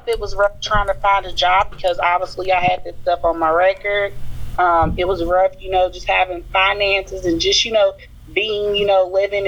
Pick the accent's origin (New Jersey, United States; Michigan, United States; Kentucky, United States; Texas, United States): Kentucky, United States; Louisville; I'm an exoneree from Louisville, Kentucky